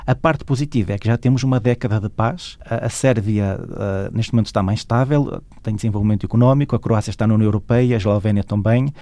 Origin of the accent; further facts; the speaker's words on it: Arcos de Valdevez, Norte, Portugal; also born or lived in Paris, France; now in Brussels, Belgium; eu sou de Arcos Valdez